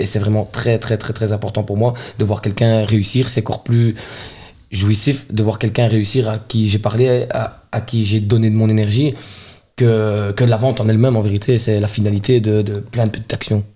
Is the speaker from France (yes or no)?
no; Charleroi, Wallonia, Belgium; je suis un enfant de Charleroi